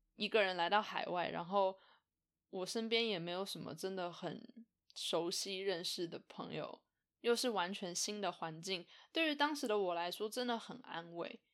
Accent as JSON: {"language": "Chinese", "country": "Taiwan", "moved": "as an adult", "lives_now": "Canada", "said": "就是我在搬来加拿大的这些年，我是怎么样跟台湾的朋友维持联络的"}